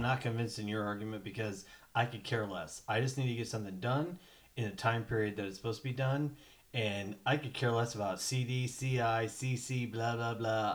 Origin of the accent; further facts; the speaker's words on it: Colorado, United States; I'm from Colorado